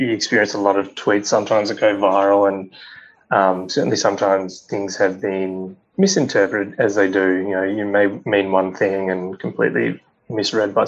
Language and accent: English; Australia; being an Australian